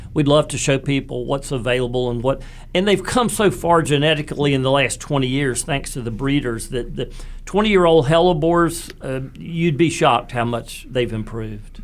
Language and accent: English; Raleigh, North Carolina, United States; growing up in West Raleigh